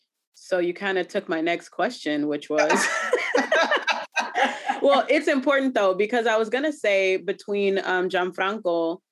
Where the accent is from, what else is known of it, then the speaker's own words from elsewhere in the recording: the South, United States; growing up in the South, and I'm not super dark, but I'm dark enough to be treated like a dark skinned girl.